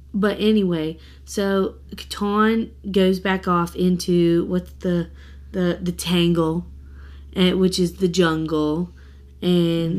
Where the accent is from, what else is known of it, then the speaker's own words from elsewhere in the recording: the South, United States; I'm from the South